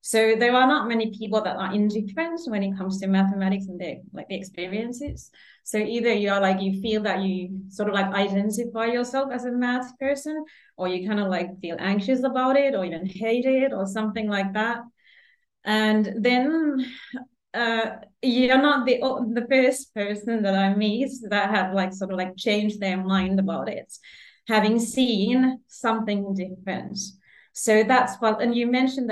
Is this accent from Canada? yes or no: no; Finland; moved away as an adult; now in Sydney, Australia; I am from Finland, the cold Scandinavia.